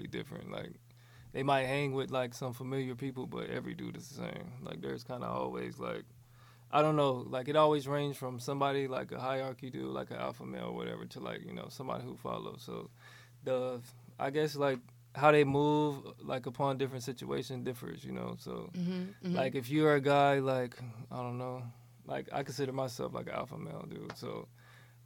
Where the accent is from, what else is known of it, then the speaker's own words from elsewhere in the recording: Virginia Beach, Virginia, United States; moved away as an adult; now in Los Angeles, United States; I'm from Virginia Beach. I just moved out here to LA like 2 years ago